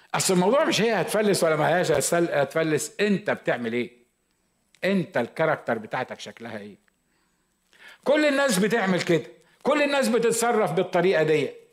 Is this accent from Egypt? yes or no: yes; Egypt; moved away as an adult; now in United States; أنا مصري